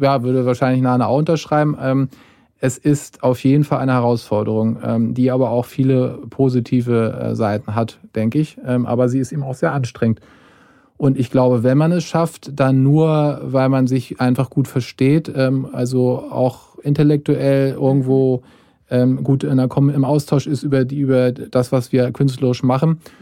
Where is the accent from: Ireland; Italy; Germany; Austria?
Germany; ich als Deutscher